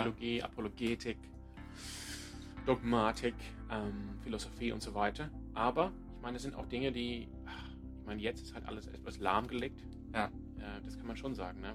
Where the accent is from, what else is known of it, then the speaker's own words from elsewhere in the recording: Sydney, New South Wales, Australia; German is a second language; now in Freiburg, Germany; Ich komme ursprünglich aus Sydney in Australien